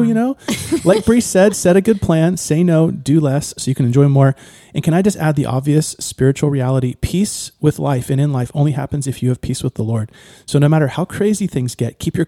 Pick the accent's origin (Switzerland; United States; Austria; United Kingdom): United States; Ohio; moved away; When I grew up in Ohio